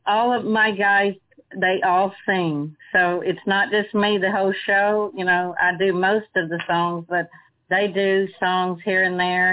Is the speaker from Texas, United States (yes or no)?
yes; Marshall, Texas, United States; also born or lived in Caddo Lake; I was born in Marshall and you know, raised in Marshall mostly